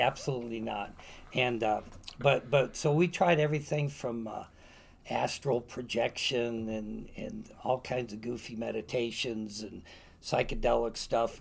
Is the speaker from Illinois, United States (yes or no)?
yes; Wonder Lake, Illinois, United States; accent: Wisconsinite; also born or lived in West Virginia; I grew up on Lake Vista Lane, 3407 Lake Vista Lane in Wonder Lake, Illinois, which is um, about 60 miles northwest of Chicago, just a couple miles from the Wisconsin border. Thus the accent